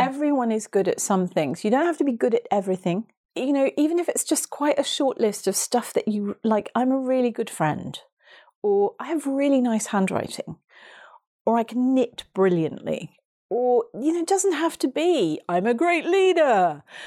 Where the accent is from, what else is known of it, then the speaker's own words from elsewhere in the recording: Hastings, South East England, United Kingdom; my hometown of Hastings